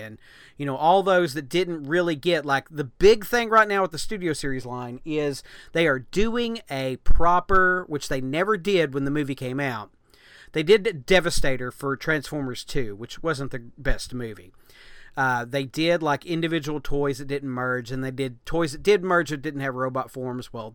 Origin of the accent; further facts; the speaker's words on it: United States; being American